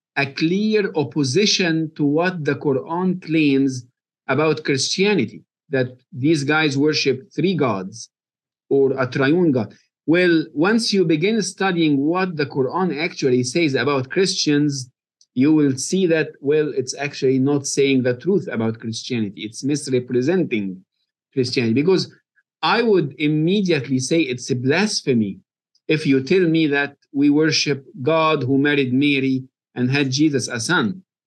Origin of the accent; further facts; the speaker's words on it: Egypt; moved away as an adult; now in Kentucky, United States; I was born and raised in Egypt